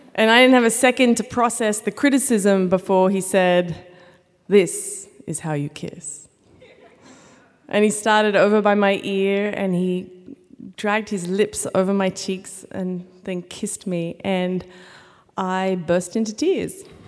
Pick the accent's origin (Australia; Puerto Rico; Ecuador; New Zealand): Australia; now in United States; I am from Australia